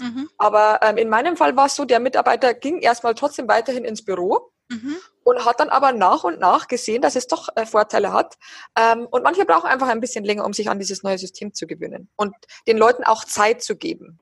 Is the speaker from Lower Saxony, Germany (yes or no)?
no; near Passau, Bavaria, Germany; moved away as an adult; now in Berlin, Germany; ich komme aus der Nähe von Passau und da ist meine Familie